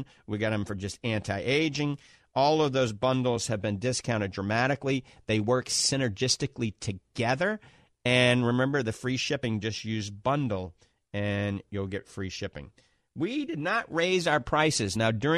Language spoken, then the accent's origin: English; New Orleans, Louisiana, United States; accent: Southern drawl along with a Yankee and a New Orleans accent; moved away; I grew up in New Orleans.